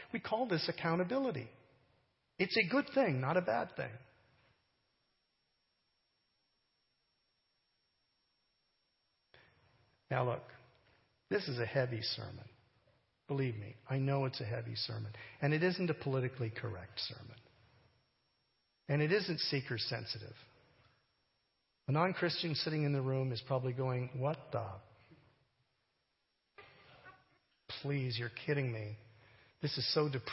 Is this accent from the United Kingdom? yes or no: no; Canada; I'm a Canadian